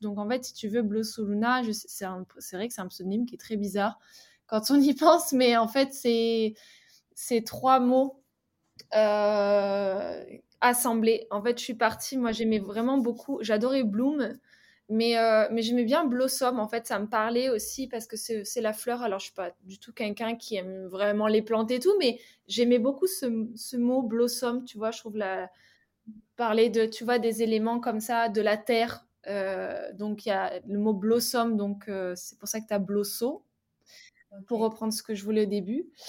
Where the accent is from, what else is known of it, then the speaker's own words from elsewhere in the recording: France; moved away as an adult; also born or lived in Australia; je suis partie de la France